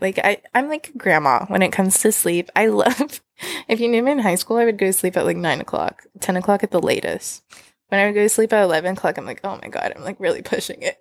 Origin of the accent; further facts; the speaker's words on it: Texas, United States; moved away; growing up in Texas